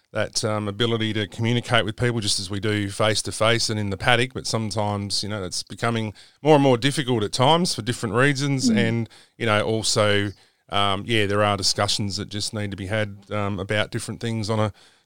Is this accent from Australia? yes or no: yes; South Australia, Australia; I grew up in South Australia